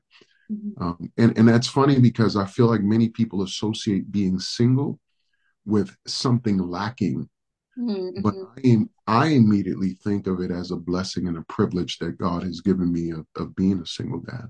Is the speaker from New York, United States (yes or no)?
yes; New York City, New York, United States; first language Spanish; English is a second language; moved away as an adult; also born or lived in Dominican Republic / California / Hawaii / Phoenix, Arizona; now in Moreno Valley, United States; I'm actually originally from the Dominican Republic. So My first language is Spanish. I actually pastor predominantly Spanish church. I was raised in New York City